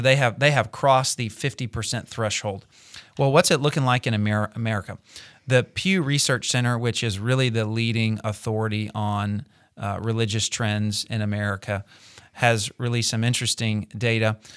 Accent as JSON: {"language": "English", "country": "United States", "said": "as an American"}